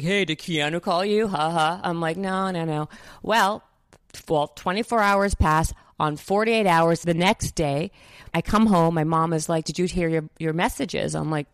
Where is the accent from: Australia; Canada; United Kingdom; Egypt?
Canada; Winnipeg, Manitoba; moved away as an adult; now in United States; I'm from Winnipeg, a small town in Canada